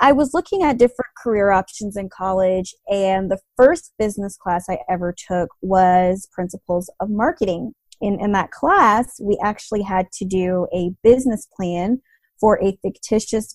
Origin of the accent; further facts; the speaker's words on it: Atlanta, Georgia, United States; I grew up in Atlanta